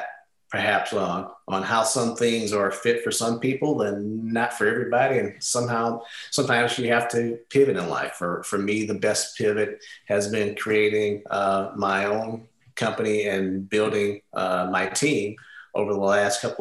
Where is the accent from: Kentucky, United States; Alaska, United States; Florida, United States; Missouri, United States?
Missouri, United States; St. Louis; moved away as an adult; fortunate enough to go to the math and science high school in my hometown. I'm from St. Louis